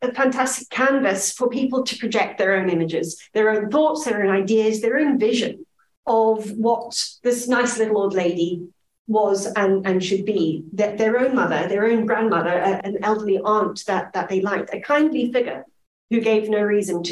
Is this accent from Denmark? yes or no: no; Zimbabwe; now in Scotland, United Kingdom; my Zimbabwean childhood